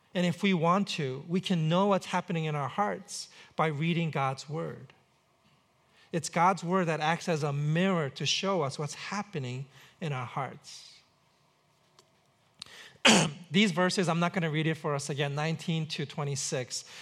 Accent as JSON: {"language": "English", "town": "New York City", "region": "New York", "country": "United States", "tie": "born or raised there", "said": "grew up in New York City"}